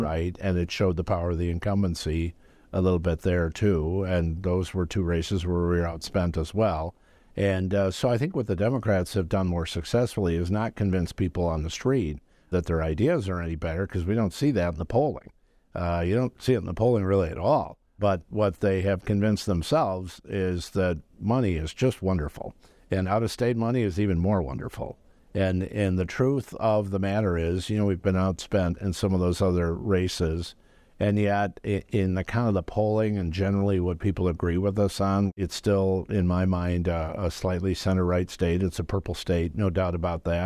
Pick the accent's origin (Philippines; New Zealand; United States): United States; Madison, Wisconsin; I grew up right next to the E W campus. My parents both worked on campus.